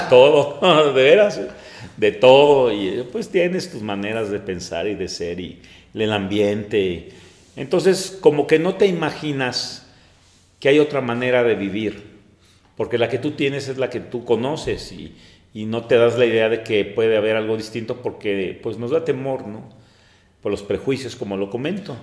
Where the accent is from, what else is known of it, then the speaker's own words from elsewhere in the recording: Mexico City, Mexico; now in Celaya, Mexico; soy originario de la Ciudad de México